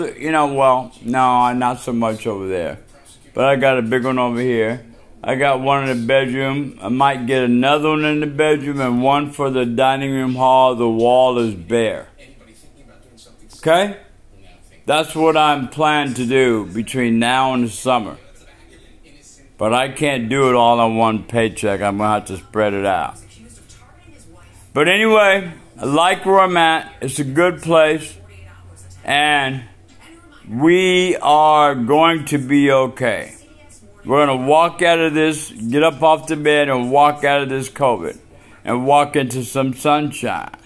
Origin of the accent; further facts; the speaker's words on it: Washington, United States; We are from Washington State, the PNW